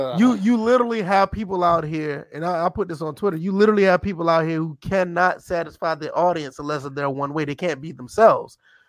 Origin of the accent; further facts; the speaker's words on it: the South, United States; I'm from the South. I mean, for me from the South, we just like good music.